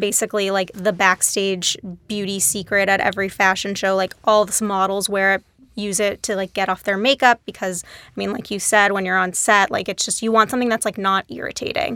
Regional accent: Dallas, Texas, United States; moved away as an adult; also born or lived in New York; I grew up in Dallas, Texas.

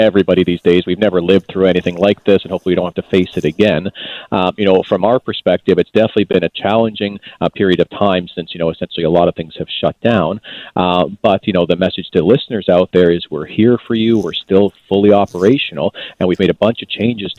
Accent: Canada; I hold some pride as a Canadian here

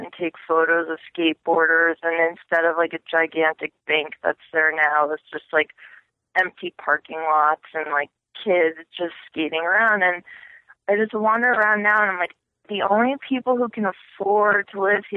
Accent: Madison, Connecticut, United States; also born or lived in Poland / Texas; I was raised in Connecticut, actually. So like small town Connecticut in a place called Madison

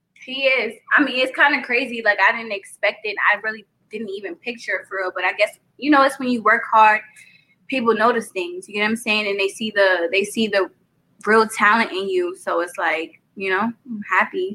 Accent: New York, United States; accent: New York; I'm from New York, Brooklyn at that.

